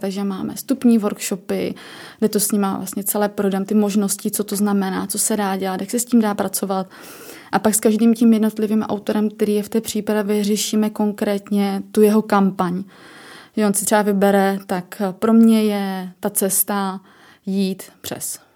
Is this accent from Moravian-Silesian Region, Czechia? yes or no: yes; Ostrava, Moravian-Silesian Region, Czechia; jsem z Ostravy